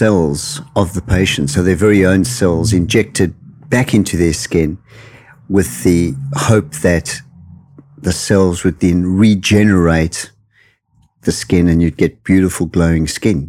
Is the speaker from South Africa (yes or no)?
yes; South Africa; moved away as an adult; also born or lived in United Kingdom; I'm from South Africa originally.